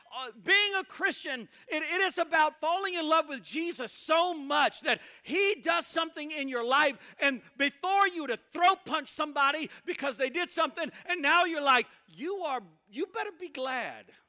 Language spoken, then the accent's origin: English; Mississippi, United States; also born or lived in Tupelo, Mississippi / Alaska; I'm from Mississippi, it's the Bible Belt.